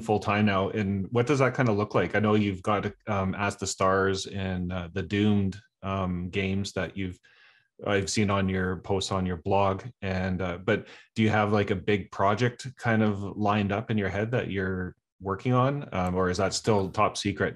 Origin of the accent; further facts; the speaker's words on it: Canada; I'm from Canada